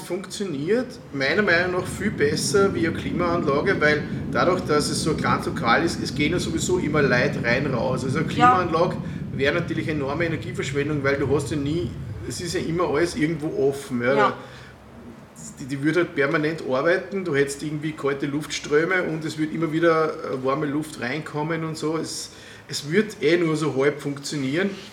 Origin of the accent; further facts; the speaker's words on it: Waldviertel, Lower Austria, Austria; ich komme aus dem Waldviertel